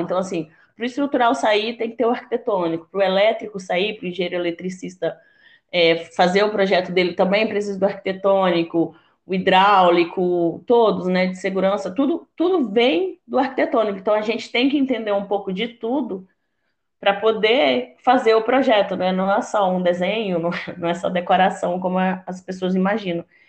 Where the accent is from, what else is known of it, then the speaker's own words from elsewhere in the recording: Rondônia, Brazil; also born or lived in Pará / Mato Grosso; sou nortista, paraense, com orgulho, criada em Rondônia, formada no Mato Grosso.